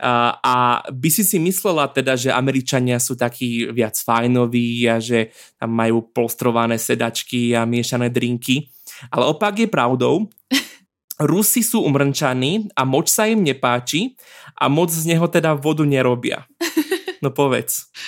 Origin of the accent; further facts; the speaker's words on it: Slovakia; sme ako Slováci